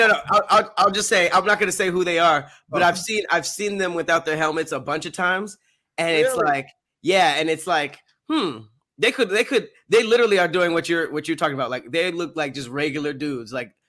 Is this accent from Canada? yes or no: yes; Canada; We're Canadian. What are you talking about?